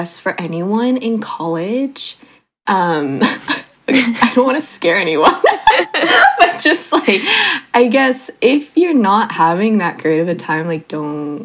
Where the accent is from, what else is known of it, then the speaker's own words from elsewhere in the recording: South Bay, California, United States; moved away as an adult; now in East Bay, United States; I grew up in the South Bay, and then now I'm in the East Bay